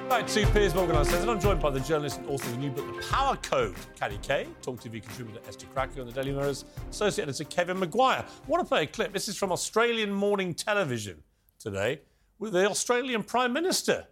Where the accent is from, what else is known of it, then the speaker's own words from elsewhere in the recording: United Kingdom; as a Brit